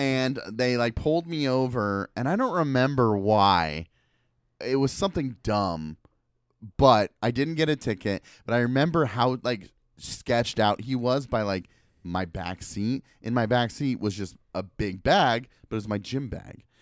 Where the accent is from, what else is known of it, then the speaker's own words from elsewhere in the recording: Portland, Oregon, United States; I am from Portland, and I rep Portland.